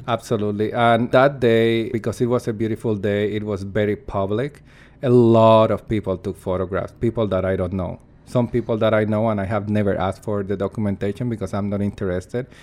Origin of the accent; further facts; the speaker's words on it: Puerto Rico; English is a second language; moved away as an adult; now in Canada; I'm from Puerto Rico, in the Caribbean